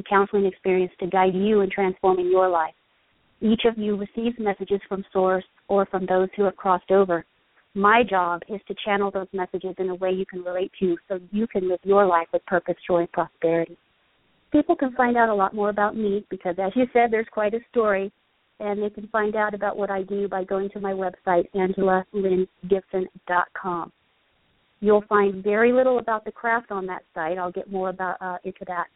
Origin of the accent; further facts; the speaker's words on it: England, United Kingdom; I grew up in England